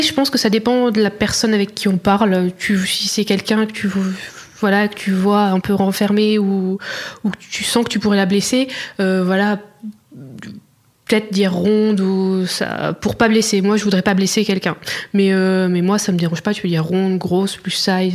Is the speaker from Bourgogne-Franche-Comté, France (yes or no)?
yes; Auxerre, Bourgogne-Franche-Comté, France; moved away as an adult; also born or lived in Dijon; now in Barcelona, Spain; je suis née à Auxerre, en Bourgogne